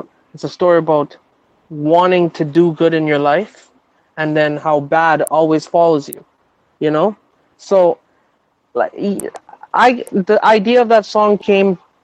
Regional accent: Toronto, Ontario, Canada; I'm from Toronto

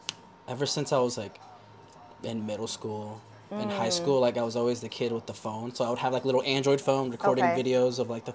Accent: Yonkers, New York, United States; moved away as an adult; also born or lived in Baltimore; I was born in Yonkers, New York. Okay. And that's where I'm living currently.

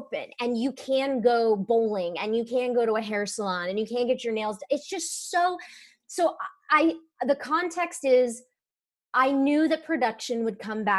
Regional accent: Georgia, United States; But I'm from Georgia originally. So yeah. Like I follow Georgia politics pretty closely.

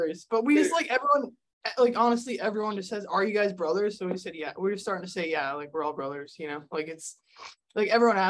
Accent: Minnesota, United States; moved away as an adult; now in Hawaii, United States

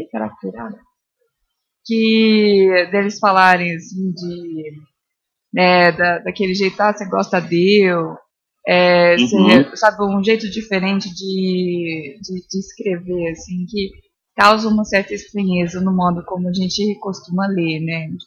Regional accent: São Paulo, Brazil; na minha realidade, sou do interior de São Paulo, ela poderia ser um morro do interior de São Paulo tranquilamente

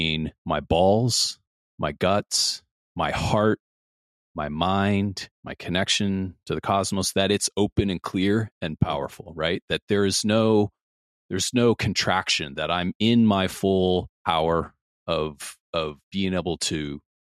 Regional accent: Midwest, United States; I grew up in the Midwest as well

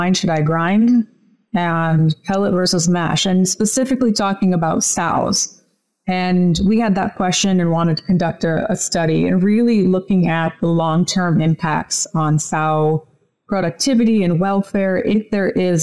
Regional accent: Illinois, United States; I grew up in Illinois on our family farm

